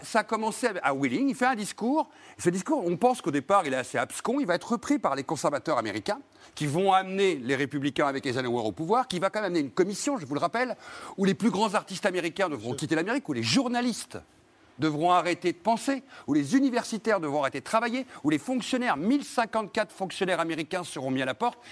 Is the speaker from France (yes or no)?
yes; Brittany, France; petit breton comme moi